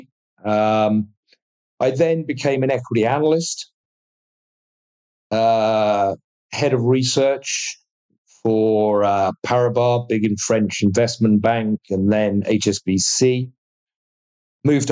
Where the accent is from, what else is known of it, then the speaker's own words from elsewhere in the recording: United Kingdom; I'm a Brit. Educated in the UK.